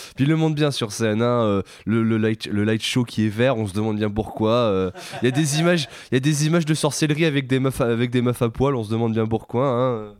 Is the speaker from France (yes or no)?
yes; France; on est français